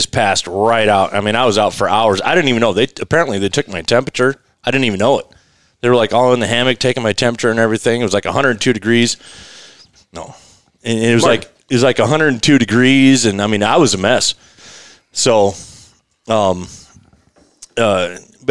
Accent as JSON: {"language": "English", "region": "Colorado", "country": "United States", "tie": "born or raised there", "said": "I grew up backpacking the Rockies, and, you know, I grew up homeless"}